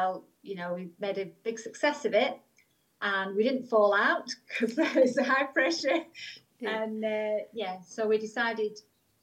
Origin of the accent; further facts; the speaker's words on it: Lancashire, North West England, United Kingdom; moved away as an adult; now in Cornwall, United Kingdom; I'm from Lancashire originally